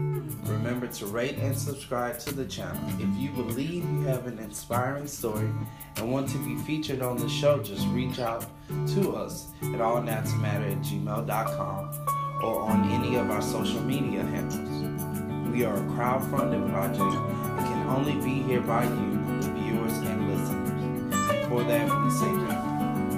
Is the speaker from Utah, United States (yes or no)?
no; Houston, Texas, United States; See, that's always the baffling thing to me because I'm from Houston.